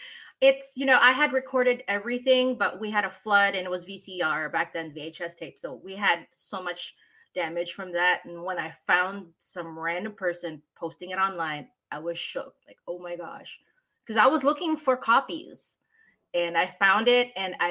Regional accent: Philippines; accent: Tagalog; first language Tagalog; English is a second language; I've noticed that when I'm tired and I'm not really focused on how to speak English, my Tagalog accent comes out.

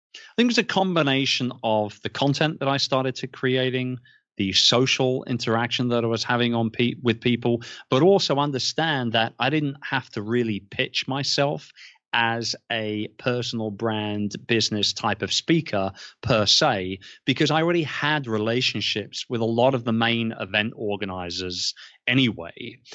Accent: London, United Kingdom; moved away as an adult; now in Philippines; Born and raised in London, um, was in the publishing game for a long time

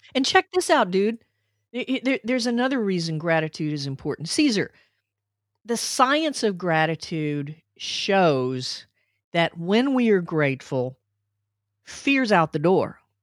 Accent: Little Rock, Arkansas, United States; we moved from Northeast Arkansas to Little Rock when I was four

